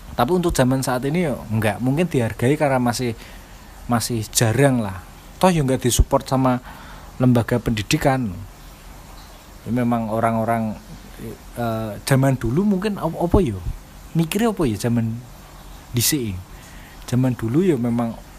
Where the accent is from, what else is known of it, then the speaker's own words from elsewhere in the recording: Java, Indonesia; first language Javanese; Indonesian is a second language; kita lahir di Jawa